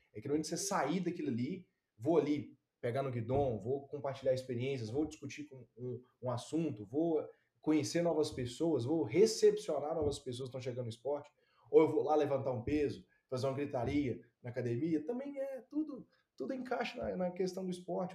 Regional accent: Ipatinga, Minas Gerais, Brazil; moved away; Patinga eu estou acostumado com temperatura. Minha cidade natal

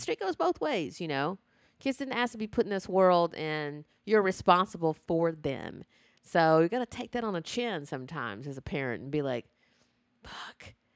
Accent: the South, United States; growing up in the South

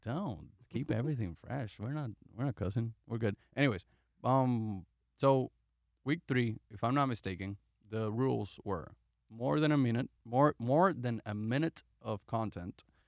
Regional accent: Puerto Rico; moved away; I'm from Puerto Rico

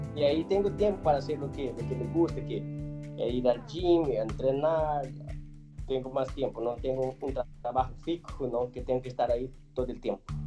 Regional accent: Brazil; Spanish is a second language; moved away as an adult; also born or lived in Monterrey, Mexico / Switzerland

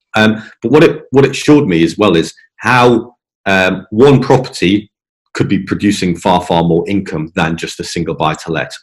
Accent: England, United Kingdom; moved away; also born or lived in Scotland; coming from England, you know, I'm in English.

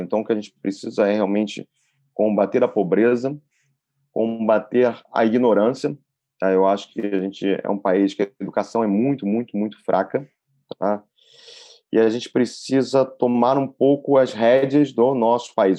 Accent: Brazil; eu sou neto de alemães, né? Então eu falo que eu sou brasileiro por nascer aqui e por escolher o Brasil

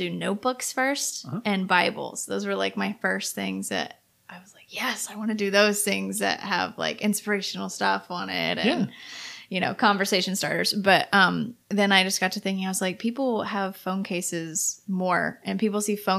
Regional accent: Outer Banks, North Carolina, United States; I have lived here in the Outer Banks whole life. Same house.

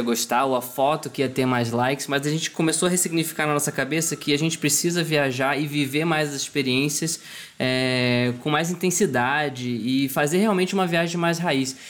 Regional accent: Rio de Janeiro, Brazil; now in São Paulo, Brazil; eu sou do Rio de Janeiro, né? Hoje eu moro em São Paulo, então minha família está toda lá

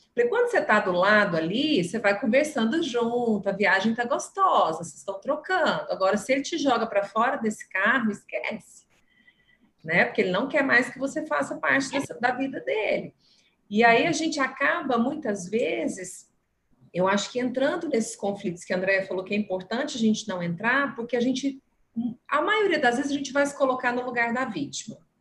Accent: Minas Gerais, Brazil; accent: mineiro; um mineirinho lá do interior

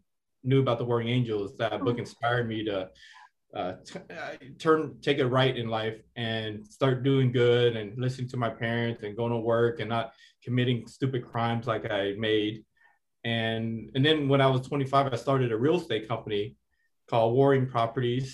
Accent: Seattle, Washington, United States; I grew up in the Seattle Housing Projects

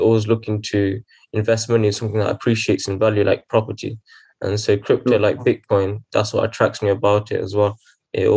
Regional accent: Coventry, West Midlands, United Kingdom; I'm from Coventry

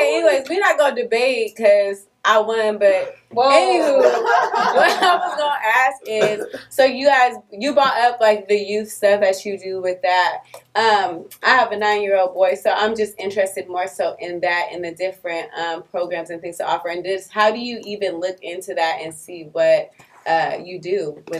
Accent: Houston, Texas, United States; Cause I'm from Houston, I cut that eye.

